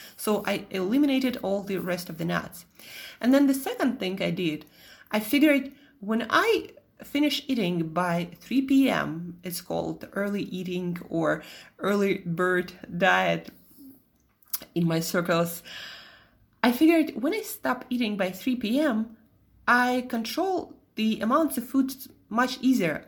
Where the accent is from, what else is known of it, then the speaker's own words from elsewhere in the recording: Russia; accent: Russian; moved away; also born or lived in Italy / Switzerland; my Russian accent